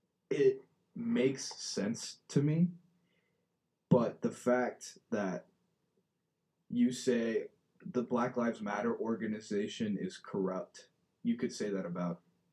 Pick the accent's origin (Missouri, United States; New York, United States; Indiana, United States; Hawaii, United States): Indiana, United States; Fishers; I grew up in Fishers, Indiana, a predominantly white city. And I loved it here. I love it here. I love it at Fishers. Oh my gosh. I would not live anywhere else.